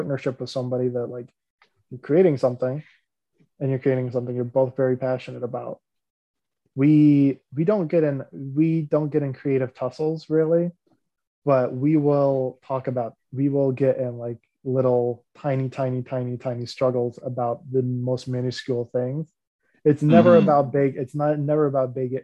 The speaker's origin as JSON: {"language": "English", "country": "United States", "said": "I'm an American"}